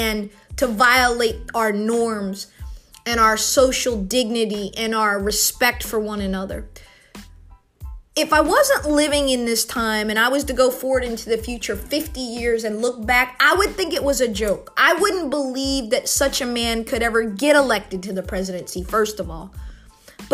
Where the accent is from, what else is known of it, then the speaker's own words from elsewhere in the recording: United States; as an American, someone who loves politics.